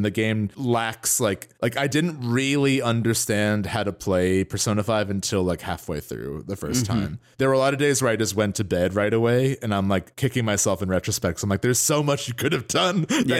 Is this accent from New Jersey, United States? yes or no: yes; New Jersey, United States; we are both from Northern New Jersey. We're very close to New York by train.